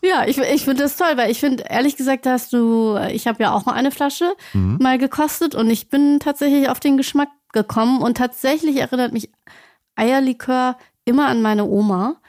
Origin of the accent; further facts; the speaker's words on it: Celle, Lower Saxony, Germany; Ich komme selbst aus Celle